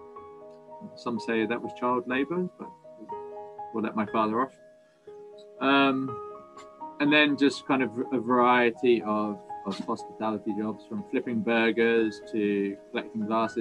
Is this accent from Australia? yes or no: no; Cornwall, South West England, United Kingdom; moved away as an adult; also born or lived in New Zealand / Mumbai, India; So growing up where I am now, so growing up in Cornwall